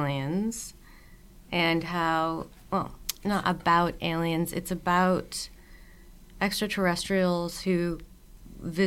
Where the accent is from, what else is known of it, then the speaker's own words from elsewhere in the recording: the Northeast of the U.S., United States; I grew up in the Northeast of the U.S. where all winter there's just tons of snow